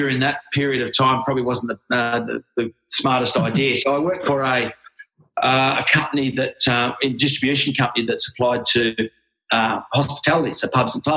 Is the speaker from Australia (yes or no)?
yes; Australia; also born or lived in Gerringong; I'm Australian